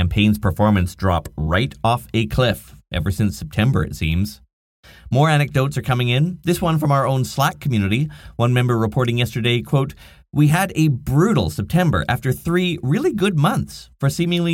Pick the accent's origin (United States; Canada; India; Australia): Canada; Nanaimo, British Columbia; here in my hometown of Nanaimo, British Columbia, on beautiful Vancouver Island